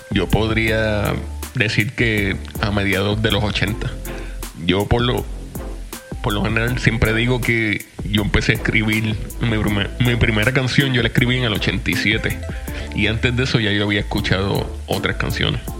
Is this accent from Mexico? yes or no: no; Puerto Rico; now in Florida, United States; yo estoy en Florida, pero yo yo era de Puerto Rico. Yo soy de Puerto Rico.